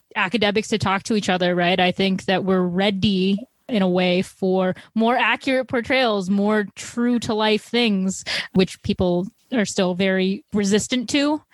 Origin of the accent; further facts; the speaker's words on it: Chicago, Illinois, United States; I'm from Chicago, and I'd like to think we're like a big media producing place